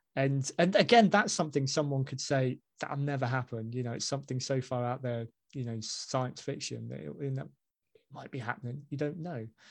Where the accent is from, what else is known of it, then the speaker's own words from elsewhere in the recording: Basingstoke, South East England, United Kingdom; moved away as an adult; also born or lived in Hanley; I'm from Basingstoke